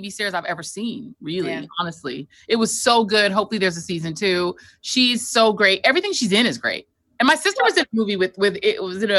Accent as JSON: {"language": "English", "town": "Brooklyn", "region": "New York", "country": "United States", "also_born_or_lived": "Denver / Miami", "said": "we don't claim Miami as a hometown because I'm really from Brooklyn and Denver. But I lived there 14 years. God bless Miami."}